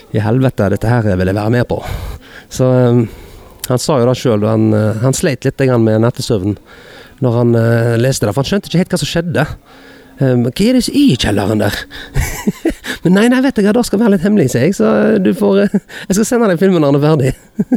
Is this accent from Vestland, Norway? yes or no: yes; Hordaland, Vestland, Norway; bygdehuset hjemme i Hordaland